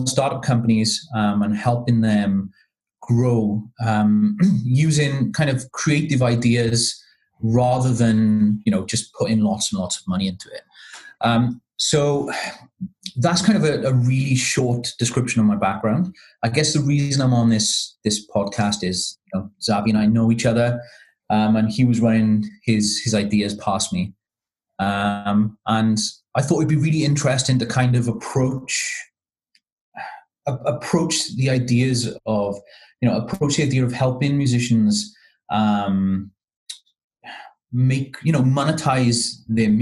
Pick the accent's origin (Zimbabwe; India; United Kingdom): United Kingdom; Cardiff, Wales; now in Leicester, United Kingdom; I'm originally from Cardiff, but I live in Leicester in the East Midlands now, in the UK.